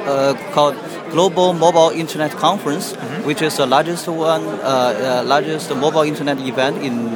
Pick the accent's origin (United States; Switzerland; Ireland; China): China; I'm from China.